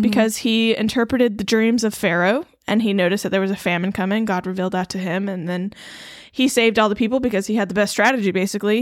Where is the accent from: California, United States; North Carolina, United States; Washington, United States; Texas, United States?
North Carolina, United States; Eastern; I grew up in Eastern North Carolina.